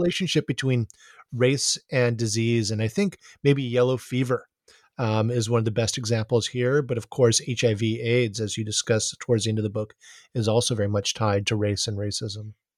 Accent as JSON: {"language": "English", "town": "Honolulu", "region": "Hawaii", "country": "United States", "tie": "born or raised there", "said": "growing up in Honolulu"}